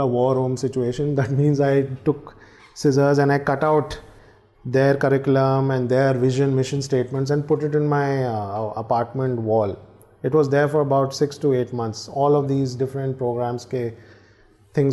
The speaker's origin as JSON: {"language": "English", "town": "New Delhi", "region": "Delhi", "country": "India", "also_born_or_lived": "New York", "moved": "as an adult", "said": "I'm from India and eventually I'll go there"}